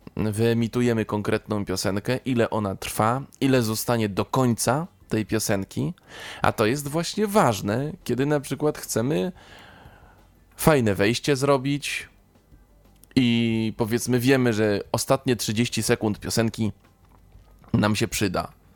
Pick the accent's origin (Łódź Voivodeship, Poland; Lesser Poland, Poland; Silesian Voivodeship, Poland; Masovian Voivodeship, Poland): Łódź Voivodeship, Poland; Kutno; pochodzę z Kutna, no to wtedy mieszkałem mm, z rodzicami 25 kilometrów, tak powiedzmy, od Kutna